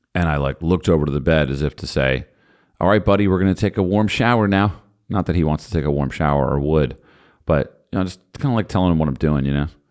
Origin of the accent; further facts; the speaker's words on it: New Jersey, United States; I'm from New Jersey